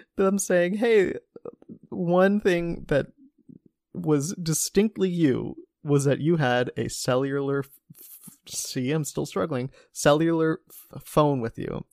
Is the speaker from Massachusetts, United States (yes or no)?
no; Cincinnati, Ohio, United States; the Cincinnati Enquirer, my hometown